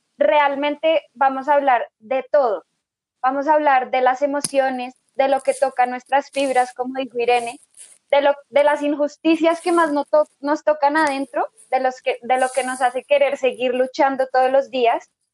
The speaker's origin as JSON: {"language": "Spanish", "region": "Bogotá", "country": "Colombia", "said": "soy de Bogotá, Colombia, una ciudad muy bonita"}